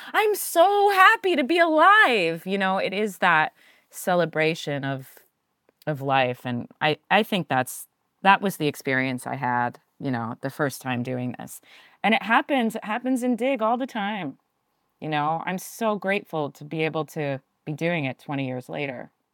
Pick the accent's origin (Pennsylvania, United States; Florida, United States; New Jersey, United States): Pennsylvania, United States; outside of Philadelphia; moved away as an adult; also born or lived in California; I grew up outside of Philadelphia